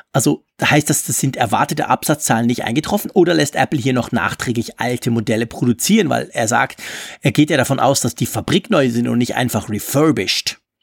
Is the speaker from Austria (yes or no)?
no; Switzerland; bei uns in der Schweiz sagt man es Ranzliwinde